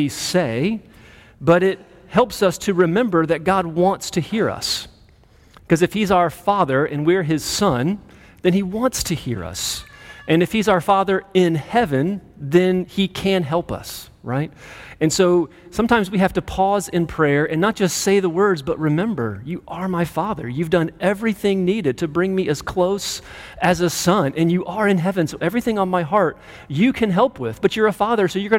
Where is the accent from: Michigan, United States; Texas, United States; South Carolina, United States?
South Carolina, United States; Greenville; moved away as an adult; also born or lived in St. Louis, Missouri / Colorado; now in Clemson, United States; I grew up in Greenville, just down the road